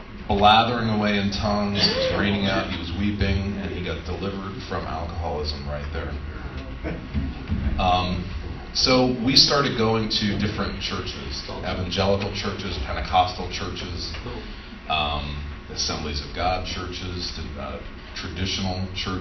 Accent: Allendale, New Jersey, United States; born or raised there; also born or lived in Houston, Texas

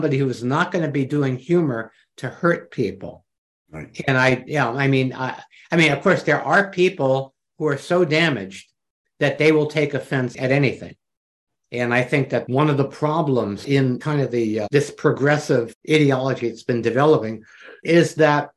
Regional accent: New York, United States; I'm from New York

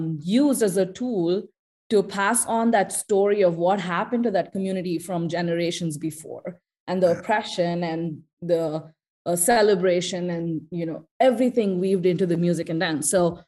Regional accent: Bangalore, Karnataka, India; now in Minneapolis, United States; I'm from Bangalore

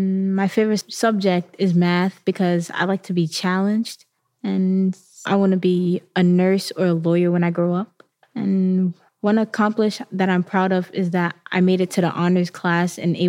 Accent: New York City, New York, United States; I was raised in South Ozone, Queens, but 2 years ago, I moved on my mom's birthday.

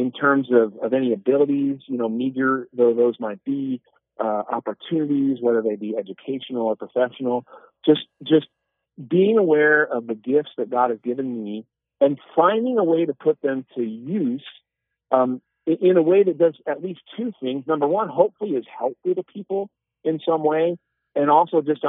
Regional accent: South Bend, Indiana, United States; I grew up in Northern Indiana, South Bend, Indiana

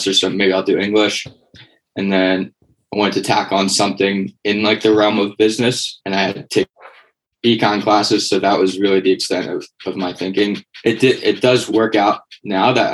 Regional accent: Conshohocken, Pennsylvania, United States; moved away as an adult; also born or lived in Bethlehem, Pennsylvania; now in Austin, United States; Was born and raised in Conshohocken.

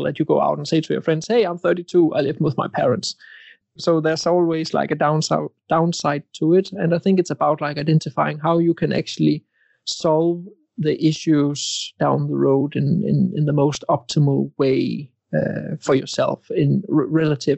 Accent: Denmark; I am from Denmark

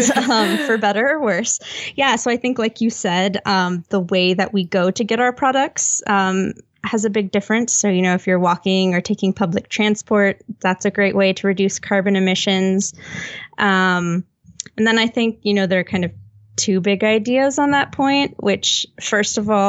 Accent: United States; I am an American living in a place with awful public transport

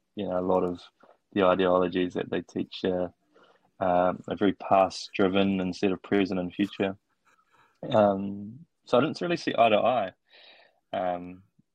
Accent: Opunake, Taranaki, New Zealand; moved away as an adult; also born or lived in Otago / Wellington; now in Auckland, New Zealand; born and raised in Opunake

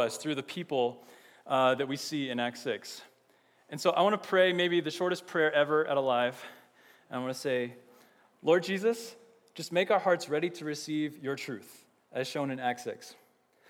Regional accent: Austin, Texas, United States; now in Champaign, United States; I'm from Texas, and I'm from Austin, and Austin is an amazing city.

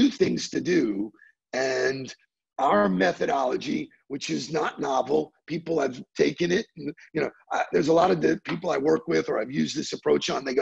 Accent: New York, United States; moved away; I was born in New York.

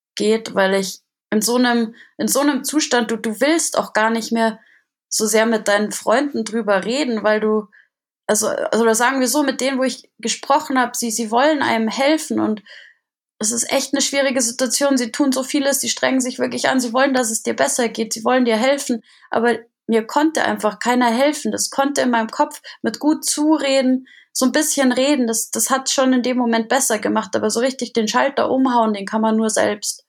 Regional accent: Germany; bei uns in Deutschland

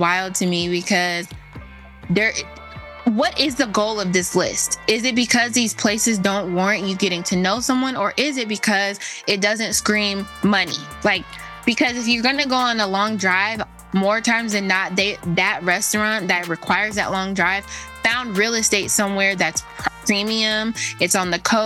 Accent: Los Angeles, California, United States; I'm from Los Angeles

